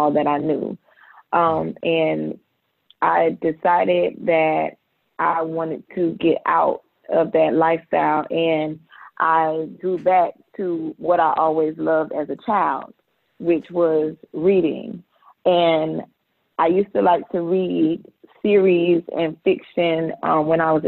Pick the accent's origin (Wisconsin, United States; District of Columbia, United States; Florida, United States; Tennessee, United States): Florida, United States; Jacksonville; also born or lived in Ventura, California; we moved to Jacksonville, where we reside at now